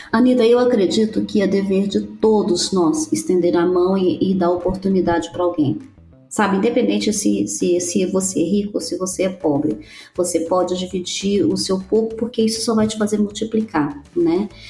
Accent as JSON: {"language": "Portuguese", "country": "Brazil", "also_born_or_lived": "United States", "moved": "as an adult", "said": "quando a gente saiu do Brasil"}